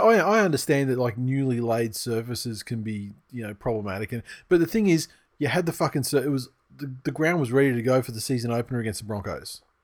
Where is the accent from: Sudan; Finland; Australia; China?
Australia; I'm Australian and, uh, you know, I'm young